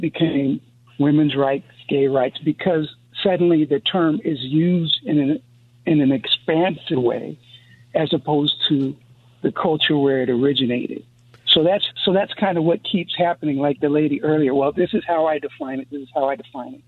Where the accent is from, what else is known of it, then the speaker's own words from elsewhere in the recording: East Coast, United States; I'm from the East Coast.